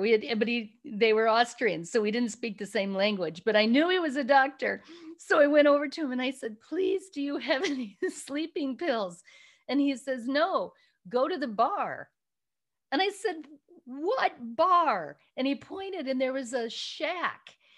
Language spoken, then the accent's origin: English; Chicago area, Illinois, United States; moved away as an adult; also born or lived in Rwanda; now in California, United States; I'm originally from Chicago area. Um, I was living back in my little hometown